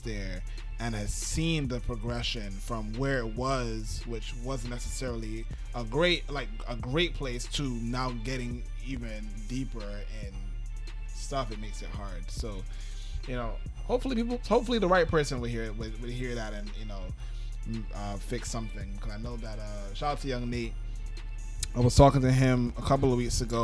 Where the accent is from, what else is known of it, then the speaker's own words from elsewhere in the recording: New York City, New York, United States; I'm a dude from Brooklyn